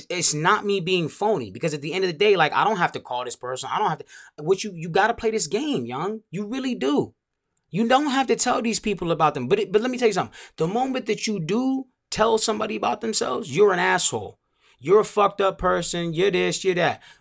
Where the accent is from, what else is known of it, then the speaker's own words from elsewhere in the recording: Montgomery County, Maryland, United States; also born or lived in Langley Park, Maryland; I'm from Montgomery County, bro. Pretty much born and raised for as long as I can remember.